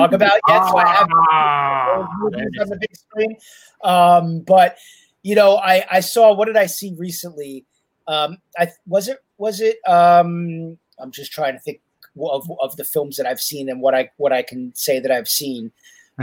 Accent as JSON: {"language": "English", "region": "New York", "country": "United States", "said": "I'm a New Yorker"}